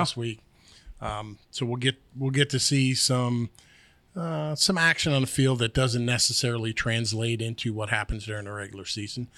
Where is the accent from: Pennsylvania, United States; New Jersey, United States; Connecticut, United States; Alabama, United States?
Pennsylvania, United States; also born or lived in New York; I was born in New York, but I, I moved to northern, uh, northwestern Pennsylvania when I was young, probably, like, ten years old